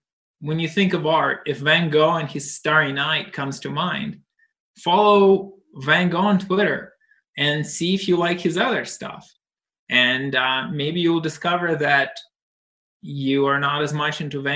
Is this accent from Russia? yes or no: yes; Russia; moved away; I was brought up in Russia